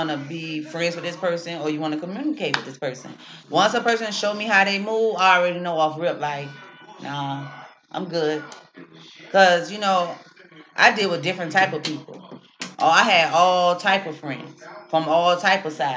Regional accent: Miami, Florida, United States; moved away; I'm from Miami

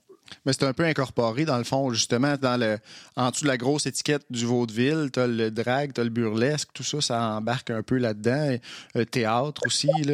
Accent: Trois-Rivières, Quebec, Canada; moved away; also born or lived in Montreal; je suis originaire de Trois-Rivières. J'ai habité à Montréal pendant plusieurs années.

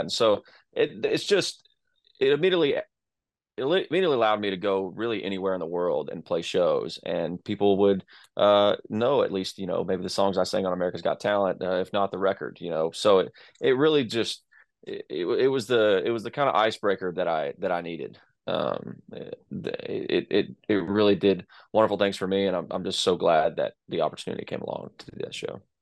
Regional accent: Texas, United States; I'm from Texas, so uh, that that sounds like home to me.

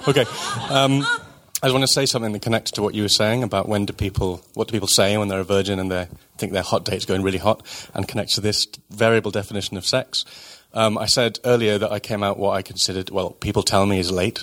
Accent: United Kingdom; I'm British

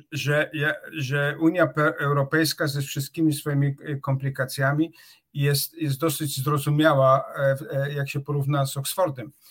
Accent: Czarnowąsy, Opole Voivodeship, Poland; moved away as an adult; also born or lived in Wrocław / Oxford; jestem z Czarnowoz. To jest, to jest taka wioska pod Opolem, gdzie była izba porodowa

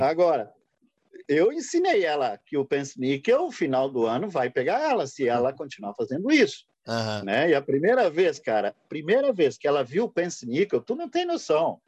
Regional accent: Brusque, Santa Catarina, Brazil; nós que somos de Brusque

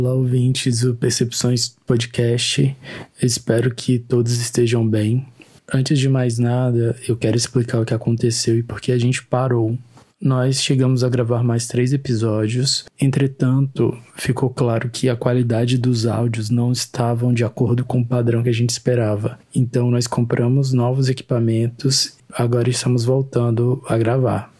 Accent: Rio Branco, Acre, Brazil; Nós somos de Rio Branco, então, do estado do Acre

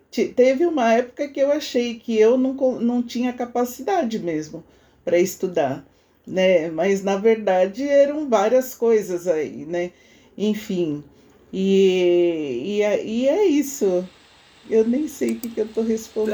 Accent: São Paulo, Brazil; A gente foi criado na Cachoeirinha, né? na Vila Nova Cachoeirinha, quando criança

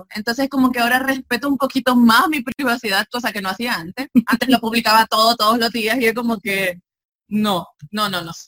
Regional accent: El Salvador; del Salvador

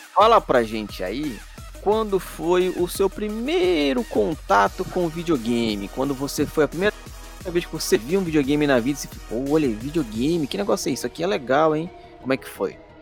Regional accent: Pará, Brazil; eu sou do Pará

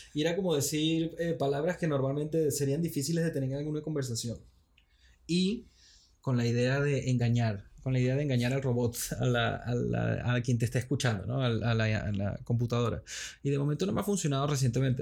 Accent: Caracas, Capital District, Venezuela; moved away; Me están viviendo en Venezuela, siendo venezolano, craqueño

